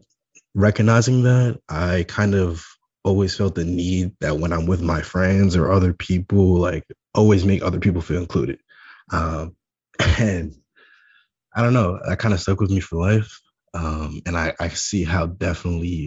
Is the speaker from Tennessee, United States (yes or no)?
no; New York City, New York, United States; I'm born and raised in Staten Island, New York